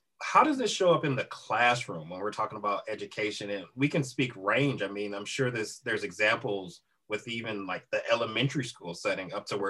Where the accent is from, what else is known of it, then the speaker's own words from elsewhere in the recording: Midwest, United States; someone who's been in the Midwest their whole life.